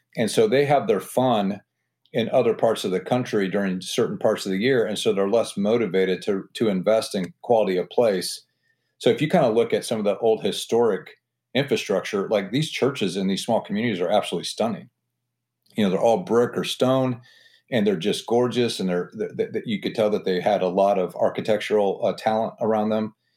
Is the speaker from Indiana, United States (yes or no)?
yes; Butler, Indiana, United States; also born or lived in Auburn, Indiana / Hillsdale, Michigan / Washington, D.C. / Los Angeles; I'm from Butler, Indiana. I grew up in a town of about twenty-five hundred people